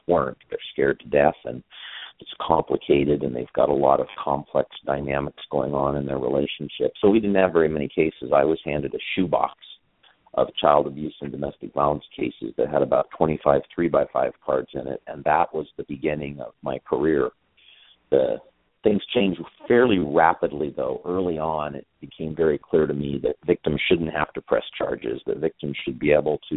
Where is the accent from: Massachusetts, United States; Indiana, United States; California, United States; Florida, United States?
California, United States; Northern; also born or lived in San Diego, California; I grew up in Northern California, went to Stanford University, went to UCLA School of Law